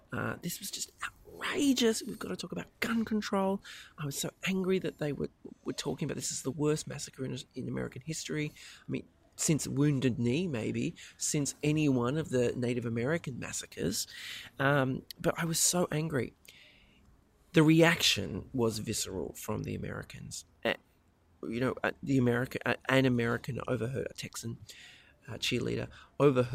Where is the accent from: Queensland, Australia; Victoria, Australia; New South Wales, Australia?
New South Wales, Australia; You can tell I'm from New South Wales